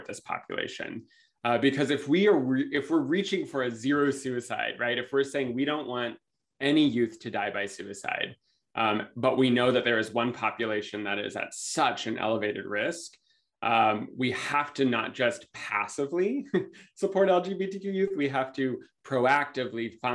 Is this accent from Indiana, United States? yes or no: no; Los Angeles, California, United States; I'm from California, Los Angeles area